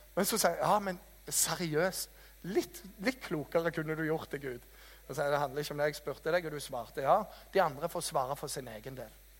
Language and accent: Norwegian; Jæren, Rogaland, Norway; jeg er fra Jæren, vet du, janteloven ble oppfunnet av oss